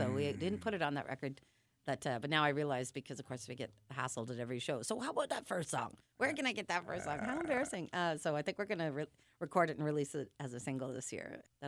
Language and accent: English; Toronto, Ontario, Canada; moved away as an adult; now in Vancouver, Canada; Reid and I moved from Toronto to Vancouver, BC, I guess 14 years ago